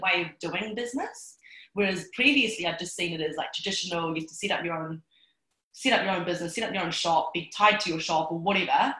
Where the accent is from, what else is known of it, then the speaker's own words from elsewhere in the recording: New Zealand; I'm Chinese. I was born in New Zealand.